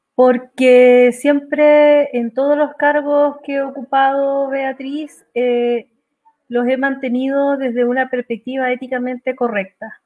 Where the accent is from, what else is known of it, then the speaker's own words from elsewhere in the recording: Calama, Antofagasta, Chile; una ciudad donde yo nací, que es Calama